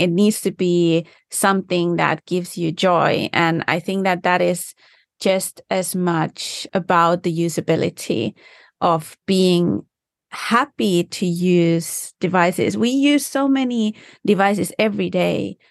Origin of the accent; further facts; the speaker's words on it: Finland; first language Finnish; English is a second language; now in United States; I do speak Finnish. That's my first language